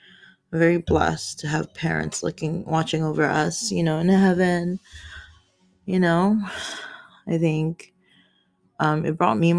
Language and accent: English; Philippines; I'm Filipino, 29 years old.